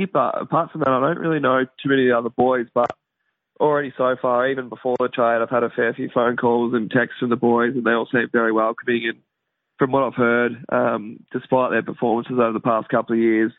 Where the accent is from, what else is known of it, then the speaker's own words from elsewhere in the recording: Horsham, Victoria, Australia; moved away as an adult; also born or lived in Perth; I am Victorian. I'm a Horsham boy